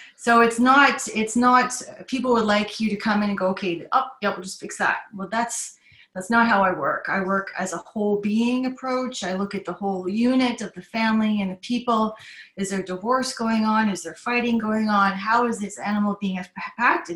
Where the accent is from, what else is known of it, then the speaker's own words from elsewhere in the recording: Toronto, Ontario, Canada; moved away as an adult; also born or lived in Rotorua, New Zealand / Belgium / Singapore; now in Auckland, New Zealand; we shifted over to Canada when I was around eight years old. My father was transferred to Canada for to Toronto actually so I did the rest of my growing up there, lost my accent and everything